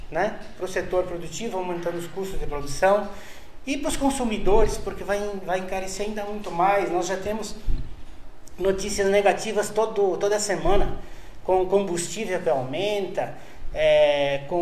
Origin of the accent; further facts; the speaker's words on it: Rio Grande do Sul, Brazil; moved away as an adult; Eu vim do Rio Grande do Sul naquele tempo, né?